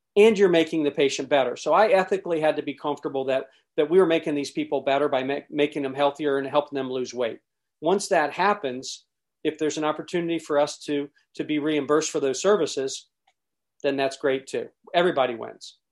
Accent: Columbus, Ohio, United States; born in Columbus, Ohio

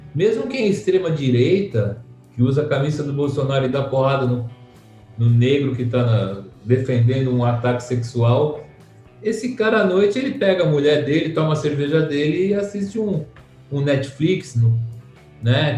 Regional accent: São Paulo, Brazil; Eu sou de Santa Cecília

